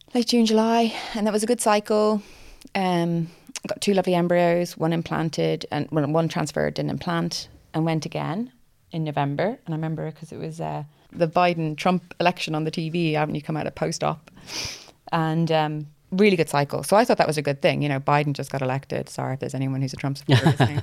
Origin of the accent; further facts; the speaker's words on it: Ireland; now in Cardiff, United Kingdom; originally from Ireland. Uh, we live in Cardiff.